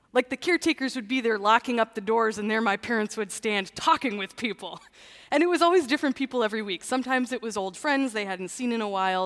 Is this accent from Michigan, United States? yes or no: yes; Canton, Michigan, United States; I grew up in Canton